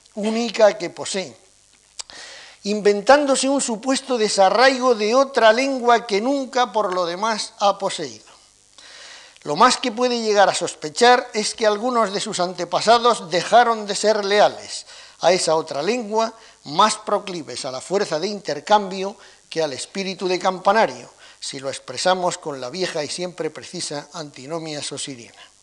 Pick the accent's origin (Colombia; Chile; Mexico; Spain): Spain; Granada, Andalusia; mi tierra granadina